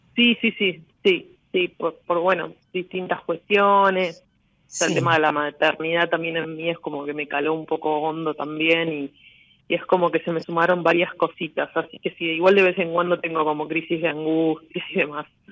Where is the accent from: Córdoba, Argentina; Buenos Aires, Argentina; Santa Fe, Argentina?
Buenos Aires, Argentina; de Capital Federal, de Parque Avellaneda